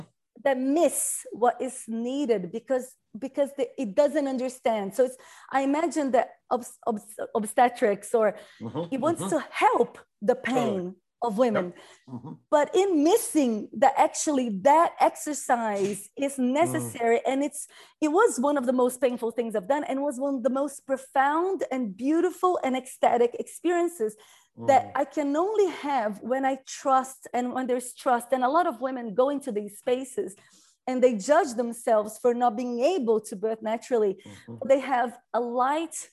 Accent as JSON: {"language": "English", "country": "Brazil", "said": "I come from Brazil"}